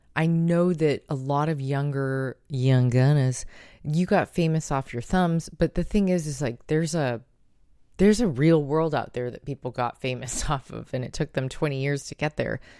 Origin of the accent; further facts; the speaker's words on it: United States; as an American